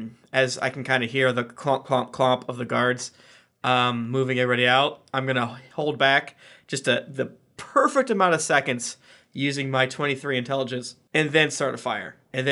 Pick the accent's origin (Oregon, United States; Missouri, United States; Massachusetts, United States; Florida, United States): Florida, United States; I'm from Florida.